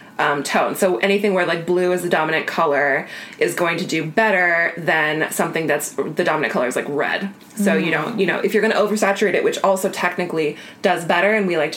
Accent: Iowa, United States; I had a little small class in my hometown in Iowa about how to grow your Instagram following.

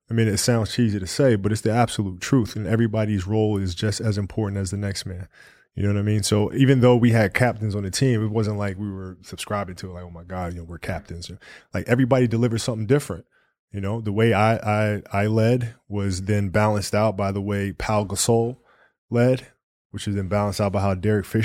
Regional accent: Italy; Yeah, I played soccer growing up because I grew up in Italy

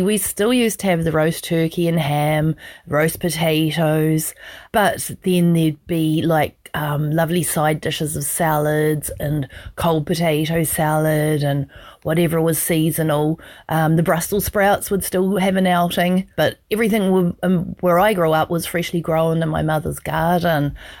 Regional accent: New Zealand; Christmas growing up in New Zealand.

